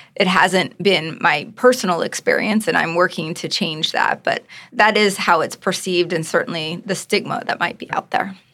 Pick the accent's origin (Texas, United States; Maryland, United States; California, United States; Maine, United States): Maryland, United States; just outside of Baltimore; I grew up just outside of Baltimore